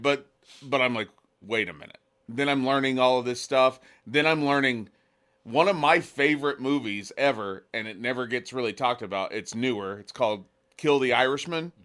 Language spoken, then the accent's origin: English; Oklahoma, United States; moved away as an adult; also born or lived in Alaska; I grew up in Oklahoma